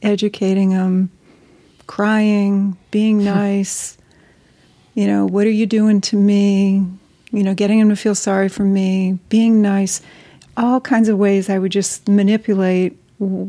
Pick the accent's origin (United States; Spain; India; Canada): United States; East Coast; moved away as an adult; I was from the East Coast